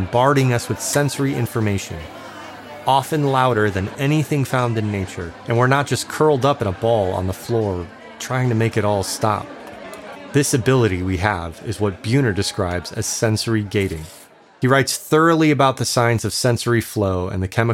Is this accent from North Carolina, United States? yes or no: no; Chicago, Illinois, United States; moved away; I'm from Chicago